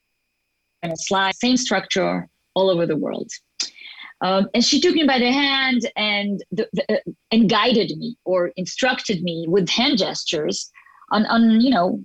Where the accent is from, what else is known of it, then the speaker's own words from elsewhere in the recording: Israel; first language Hebrew; English is a second language; also born or lived in Geneva, Switzerland; I'm born and raised here to an Israeli family, but we did travel when I was young. And at the age of 4, we moved to Geneva